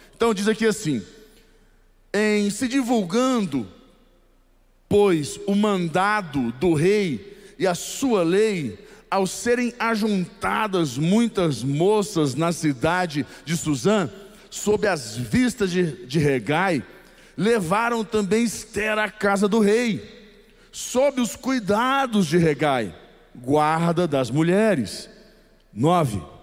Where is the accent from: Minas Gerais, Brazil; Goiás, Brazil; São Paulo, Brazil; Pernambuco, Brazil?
Goiás, Brazil; eu sou goiano. Não tem como ser diferente. Eu sou goiano